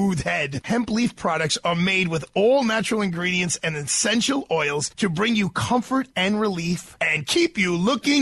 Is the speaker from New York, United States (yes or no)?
yes; New York City, New York, United States; we went to high school across from, I think, the most played public golf course in the United States of America, Dyker Golf Course